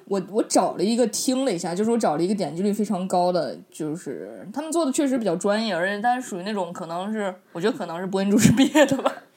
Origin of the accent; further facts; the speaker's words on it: Inner Mongolia, China; moved away; 我们内蒙人民就比较给你们一样友好团结嘛